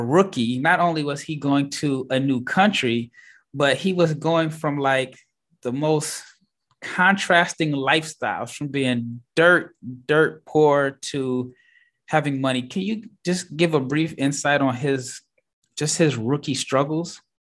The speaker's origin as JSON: {"language": "English", "town": "Omaha", "region": "Nebraska", "country": "United States", "moved": "yes", "lives_now": "Dallas, United States", "said": "I'm from Omaha, Nebraska. I live in Dallas, Texas"}